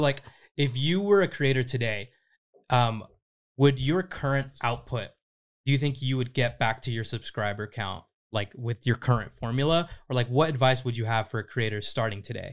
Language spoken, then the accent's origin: English; Riverside, California, United States; moved away as an adult; now in Los Angeles, United States; I grew up in Riverside.